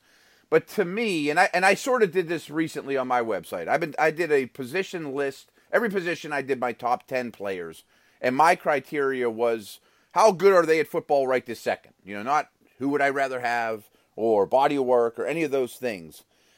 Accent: Pittsburgh, Pennsylvania, United States; I caught a ton of heat around here, obviously, because I'm from Pittsburgh.

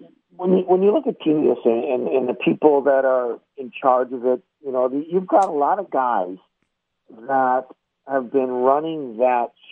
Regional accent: United States; you have so much pride as an American

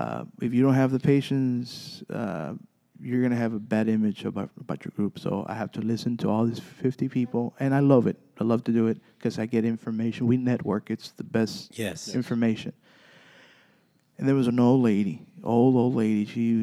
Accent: Zapata, Texas, United States; We go, we're from Zapata.

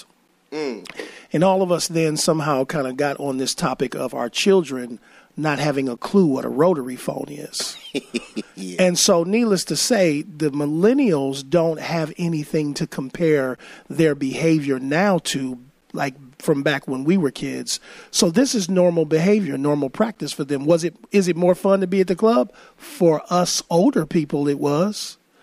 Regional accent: East Cleveland, Ohio, United States; I'm from East Cleveland

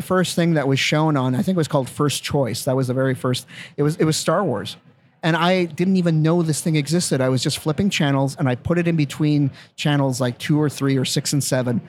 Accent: Winnipeg, Manitoba, Canada; moved away; growing up in Winnipeg

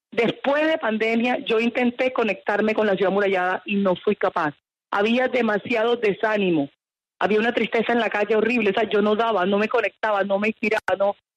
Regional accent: Cartagena, Caribbean coast, Colombia; yo soy costeña

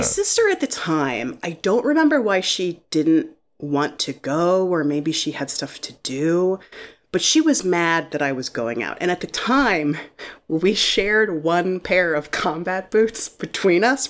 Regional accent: Shaker Heights, Ohio, United States; I grew up in Shaker Heights, Ohio, which is, you know, like a suburb of, of Cleveland

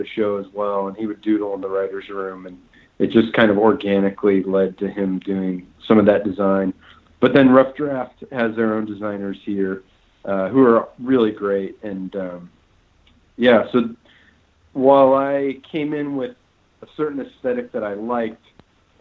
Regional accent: Phoenix, Arizona, United States; now in Los Angeles, United States; I'm from Phoenix, and I've only lived in Phoenix and Los Angeles, so I'm very Southwestern.

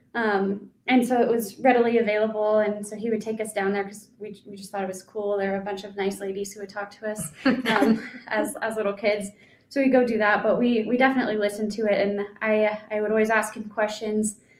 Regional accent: Colorado, United States; now in Idaho, United States; I was from Colorado. I moved up to Idaho.

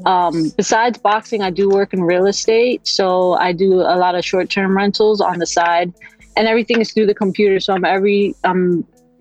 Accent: New York, United States; I'm a New Yorican

